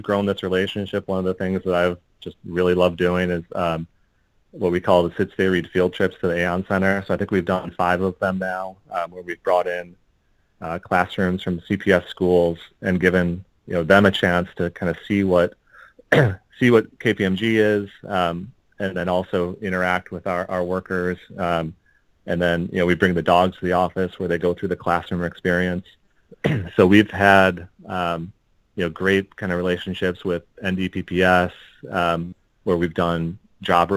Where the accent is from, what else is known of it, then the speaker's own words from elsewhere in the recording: Park Ridge, Illinois, United States; we grew up in Park Ridge, a northwest suburb of Chicago